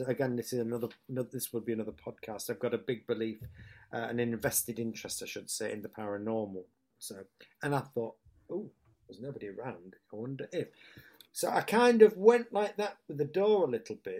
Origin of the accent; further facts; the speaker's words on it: Hull, Yorkshire and the Humber, United Kingdom; accent: northern; moved away; it's my hometown